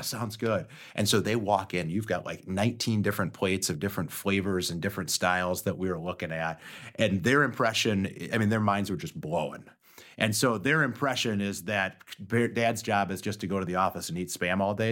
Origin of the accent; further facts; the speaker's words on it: Austin, Minnesota, United States; I grew up in Austin, Minnesota, which is where Spam was born